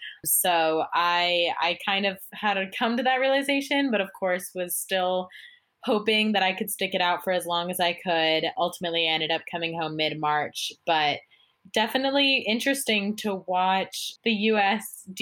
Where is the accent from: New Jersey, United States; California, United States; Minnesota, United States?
California, United States; Irvine; I'm originally from Irvine, California